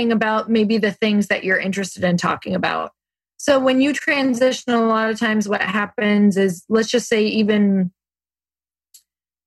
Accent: Midwest, United States; I grew up in the Midwest

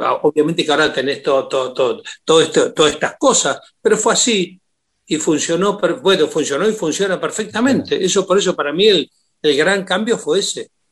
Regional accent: Puerto Deseado, Santa Cruz, Argentina; moved away; yo sé que nací allí

